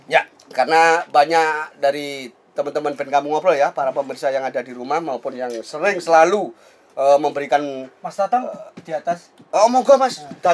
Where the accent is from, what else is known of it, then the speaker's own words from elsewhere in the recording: Surakarta, Central Java, Indonesia; Kebanggaan kita warga Solo khususnya ya.